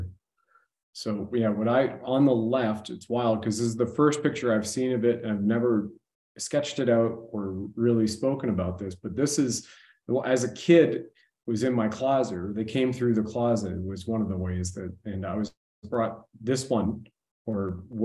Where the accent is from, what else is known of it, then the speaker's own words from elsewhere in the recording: Brampton, Ontario, Canada; we're about 30, 35 kilometers away where we lived, guys, from Pearson Airport, Toronto Pearson Airport at that time.